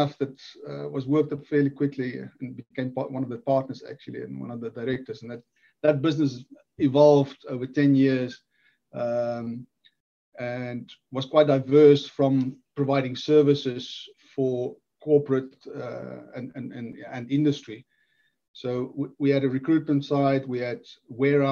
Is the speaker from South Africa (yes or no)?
yes; South Africa; moved away as an adult; now in Wales, United Kingdom; born and bred in South Africa